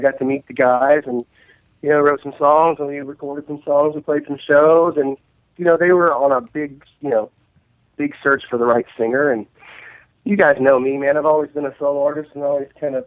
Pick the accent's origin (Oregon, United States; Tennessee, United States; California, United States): Tennessee, United States; Nashville; I'm from Nashville. I was born here